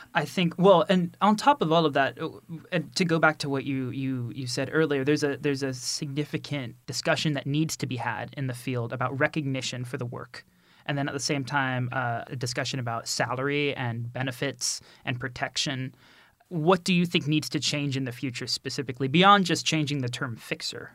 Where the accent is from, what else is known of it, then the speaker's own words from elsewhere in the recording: United States; moved away; I'm American